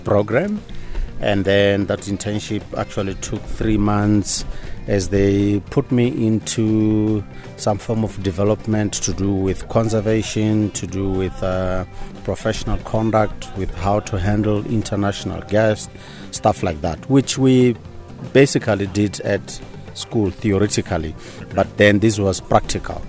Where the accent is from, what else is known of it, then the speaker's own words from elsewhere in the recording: Okavango Delta, North-West District, Botswana; I grew up in the Okavango Delta, had a beautiful time of my young age exploring this this magnificent place